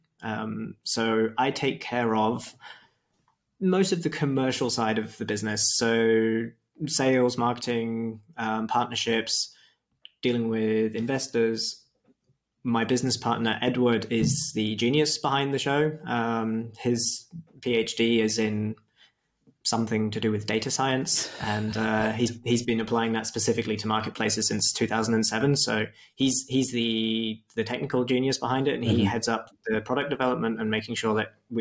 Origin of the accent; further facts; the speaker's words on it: Wiltshire, South West England, United Kingdom; moved away as an adult; also born or lived in Australia; now in Leipzig, Germany; I'm originally from Wiltshire